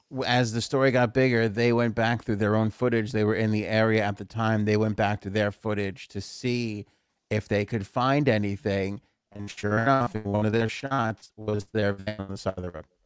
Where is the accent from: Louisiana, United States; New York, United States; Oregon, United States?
New York, United States; New York City; You and I grew up in Queens